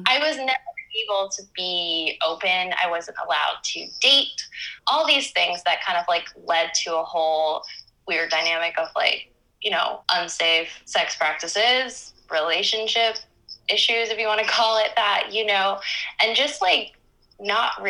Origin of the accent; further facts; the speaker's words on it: Miami, Florida, United States; moved away as an adult; now in Barcelona, Spain; a young girl and teen growing up in Miami, Florida